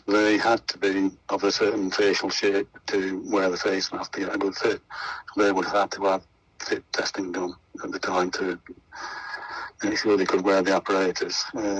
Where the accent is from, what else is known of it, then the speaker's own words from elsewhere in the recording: Sheffield, Yorkshire and the Humber, United Kingdom; Well, I'm born and bred in Sheffield.